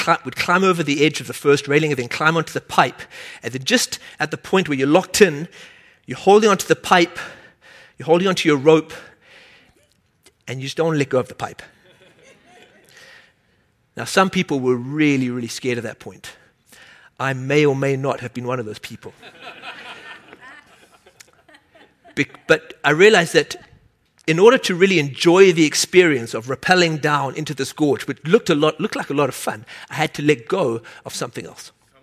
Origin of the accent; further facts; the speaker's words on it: South Africa; moved away; I grew up in South Africa